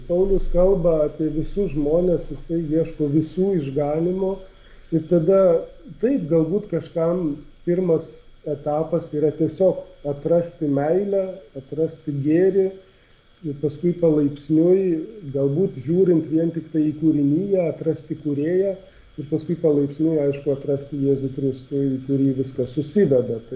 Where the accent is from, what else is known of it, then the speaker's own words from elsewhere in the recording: Lithuania; mums, kurie esam lietuviai iš šiaurės